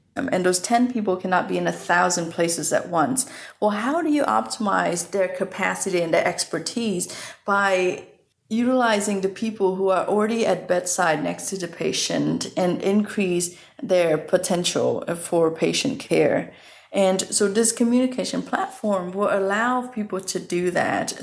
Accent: Vietnam; moved away; I was born raised in Vietnam

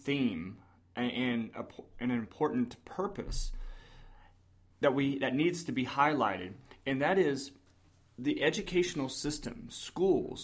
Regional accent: the South, United States; I grew up in the South

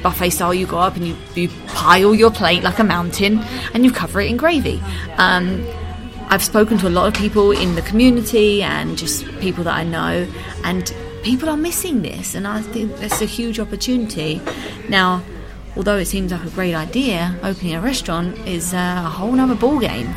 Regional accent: United Kingdom; now in Madrid, Spain; being British

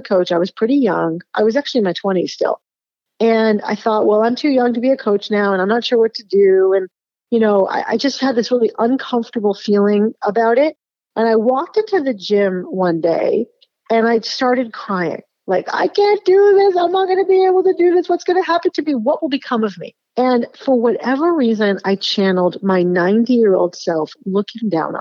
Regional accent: Boston, Massachusetts, United States; when I was growing up in Boston

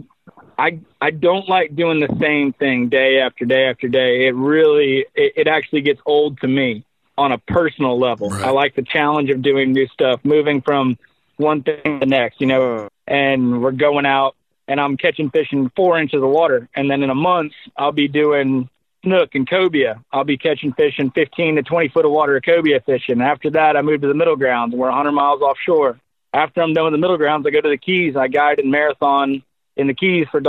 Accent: Crystal River, Florida, United States; we grew up here in Crystal River.

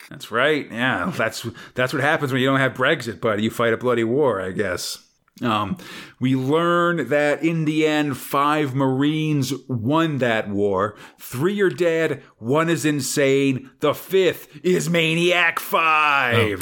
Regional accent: United States; I'm an American, where I come from, the comics are only about superheroes

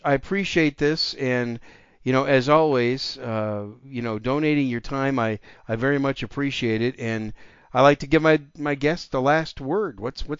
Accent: Wisconsin, United States; moved away as an adult; My home state's Wisconsin. I grew up there, spent the majority of my first 24, almost 25 years there, and still go back there occasionally.

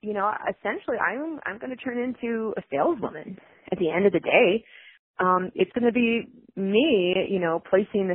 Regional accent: Chicago, Illinois, United States; moved away; I'm originally from Chicago, and we're really sarcastic. And if someone doesn't like what you're doing, they will tell you right then and there to your face. And that's how I was raised

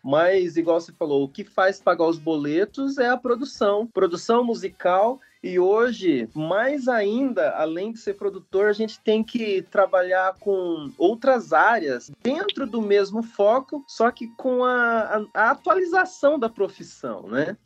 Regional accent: São Manuel, São Paulo, Brazil; São Manuel, a segunda cidade que, que, eu, que eu morei, né? Vim de São Paulo para São Manuel

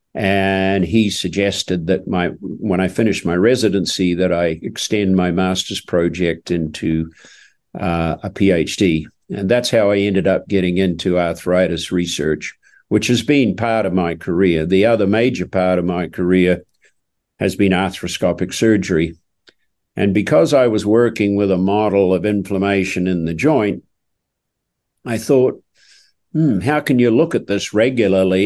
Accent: Oamaru, Otago, New Zealand; moved away; I was born and raised in New Zealand in a small town called Omaru, uh, down in the South Island of New Zealand

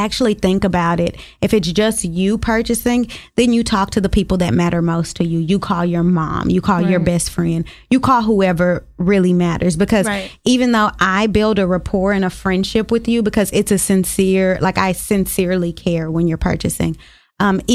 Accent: Dallas, Texas, United States; I'm from Dallas and I'm from Oak Cliff

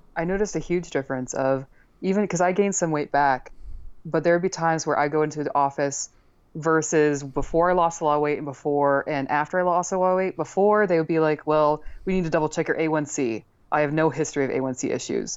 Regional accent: Northeast, United States; moved away; also born or lived in Texas; I'm from the Northeast

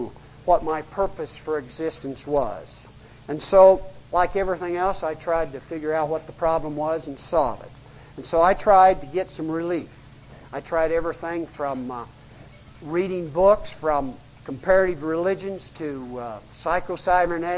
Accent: United States; I'm American, middle class

